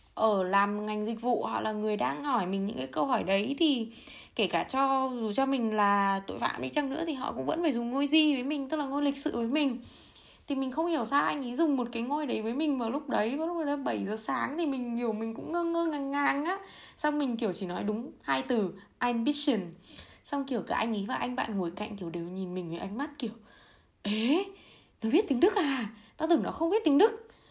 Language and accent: Vietnamese; Vietnam; moved away as an adult; now in Germany; từ bé đến lớn thì chủ yếu là mình đi tàu mình đi ô tô mình đi du lịch trong việt nam thôi chứ mình cũng chưa bao giờ ra khỏi lãnh thổ việt nam bao giờ cả